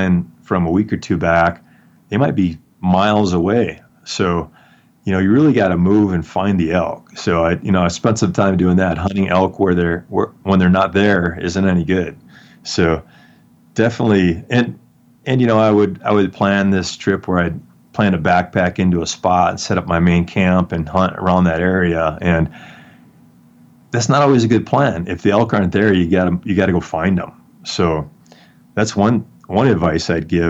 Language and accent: English; Wisconsin, United States; moved away as an adult; now in Colorado, United States; I grew up in Wisconsin hunting whitetails